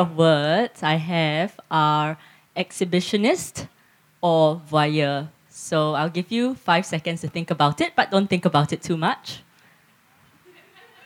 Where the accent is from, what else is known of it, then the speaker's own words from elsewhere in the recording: Singapore; moved away as an adult; now in Geelong, Australia; I grew up in Singapore and I've lived in Geelong for 8 years